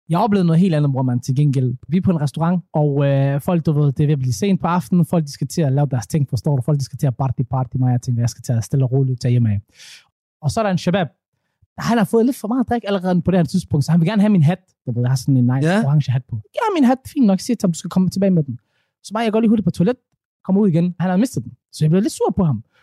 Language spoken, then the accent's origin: Danish; Somalia; Så den første somalier nogensinde. Og jeg er den bedste somalier til det, at gå ud fra.